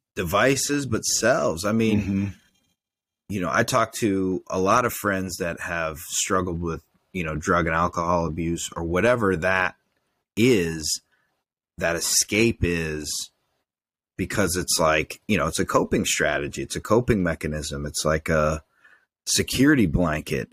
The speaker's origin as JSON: {"language": "English", "country": "United States", "said": "as a man, as an American male"}